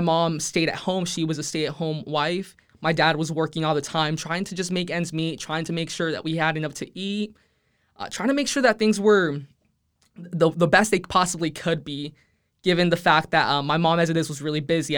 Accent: Edinburg, Texas, United States; first language Spanish; English is a second language; I'm, I'm originally from the Rio Grande Valley

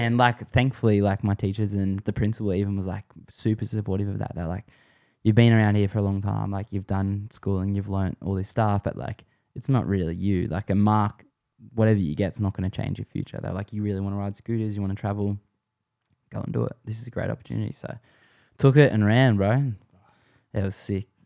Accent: Sydney, New South Wales, Australia; also born or lived in Swansea (family) / Camden / Warragamba; I'm from Western Sydney

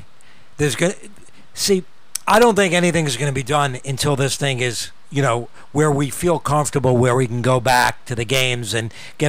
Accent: Westchester, New York, United States; I grew up in Westchester, which is much closer to the Bronx.

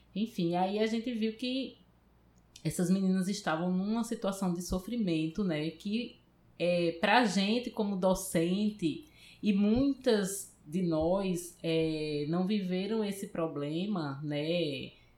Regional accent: Paraíba, Brazil; moved away as an adult; now in Recife, Brazil; eu sou da Paraíba, vim para cá, para Recife, para estudar no Centro de Informática

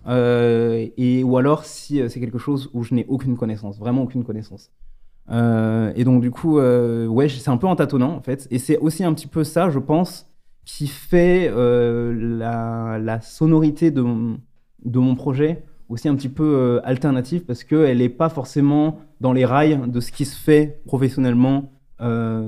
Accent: France; moved away as an adult; also born or lived in Lyon / Stuttgart; je suis originaire donc de Bénaud, où j'ai rencontré au lycée Simon et Tanguy

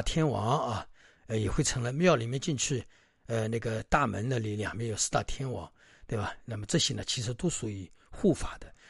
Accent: China; 所以呢，我们中国人自古传承当中都有龙的传人。那么当然，这个里面我们中国人自然有龙的精神、龙的法力、龙的本事在里面，所以把它称为龙的传人。

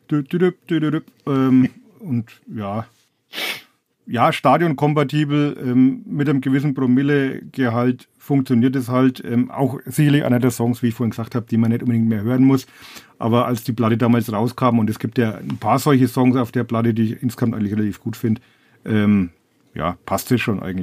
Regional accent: Ulm, Baden-Württemberg, Germany; Provinz, ich komme aus Ulm.

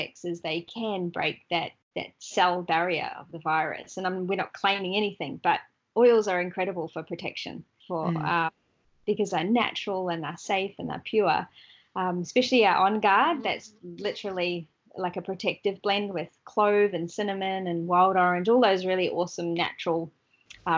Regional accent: Australia; we're kind of a bit out in the outback a little bit

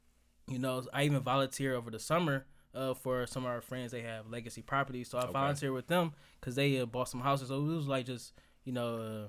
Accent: Detroit, Michigan, United States; You know, I'm from the east side of Detroit. You know, I'm from Marang, it's 7 miles. They ain't teaching none of that over there.

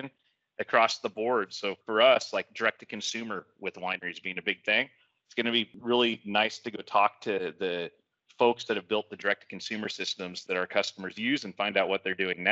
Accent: Napa, California, United States; I was born and raised in Napa.

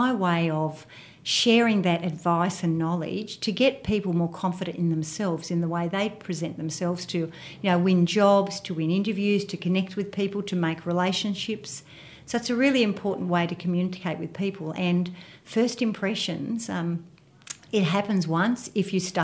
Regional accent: Fairfield, New South Wales, Australia; accent: Western Suburbs twang; I was born in Fairfield and I went to school there as well, primary and high school.

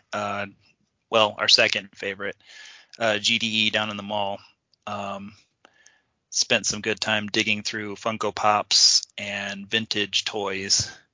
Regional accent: Kansas, United States; now I grew up in Kansas.

